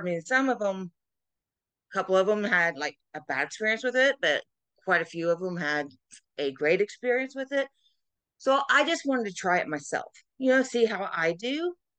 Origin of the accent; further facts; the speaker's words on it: South Carolina, United States; I am Miss Wheelchair South Carolina USA 2023 representing my home state